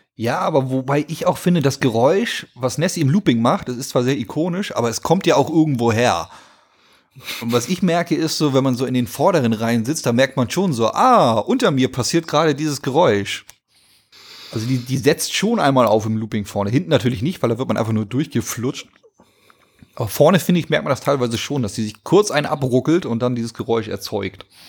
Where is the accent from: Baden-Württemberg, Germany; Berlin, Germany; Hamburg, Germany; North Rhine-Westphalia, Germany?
Hamburg, Germany; Also ich bin in Hamburg groß geworden, wohne auch immer noch in Hamburg